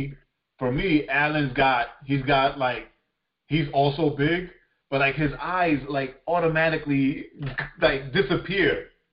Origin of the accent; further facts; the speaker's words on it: New York City, New York, United States; Because again, like we're all from Far Rockaway, right?